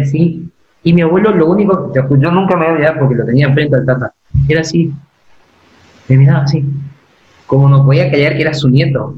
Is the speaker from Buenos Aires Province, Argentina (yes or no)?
no; Esquina, Corrientes, Argentina; moved away as an adult; also born or lived in Saladas / Mercedes; now in La Plata, Argentina; nací en Corrientes, claro. pero quería en esquina.